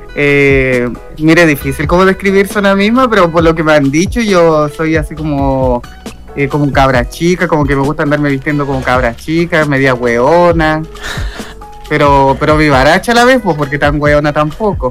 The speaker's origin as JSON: {"language": "Spanish", "country": "Chile", "also_born_or_lived": "Santiago", "said": "yo soy un transformista chileno."}